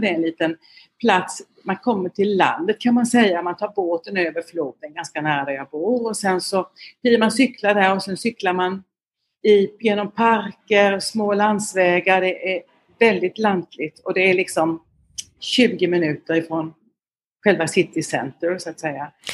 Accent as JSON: {"language": "Swedish", "town": "Jämjö", "region": "Blekinge", "country": "Sweden", "tie": "born or raised there", "also_born_or_lived": "Lund / Växjö / Vietnam / Russia", "accent": "Blekinge dialect", "moved": "as an adult", "lives_now": "Bangkok, Thailand", "said": "Jag kommer från eh, Karlskrona, du hör min dialekt, eh, med ären kan man inte släppa. Eh, jag är uppvuxen i ett litet samhälle utanför Karlskrona som heter Jämjö."}